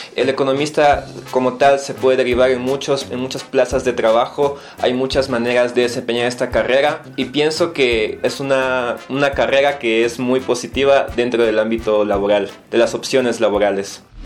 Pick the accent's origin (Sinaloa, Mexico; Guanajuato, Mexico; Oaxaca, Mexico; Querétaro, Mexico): Guanajuato, Mexico; Soy de Guanajuato Capital